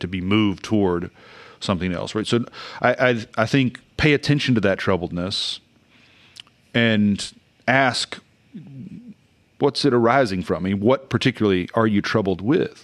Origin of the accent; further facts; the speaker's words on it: Oklahoma, United States; I grew up in Oklahoma in a independent Pentecostal church